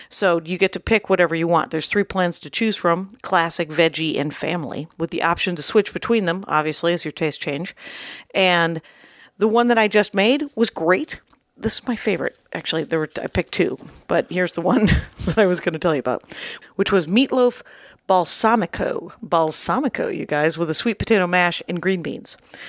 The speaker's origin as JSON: {"language": "English", "town": "South Milwaukee", "region": "Wisconsin", "country": "United States", "tie": "born or raised there", "said": "I grew up in South Milwaukee, Wisconsin."}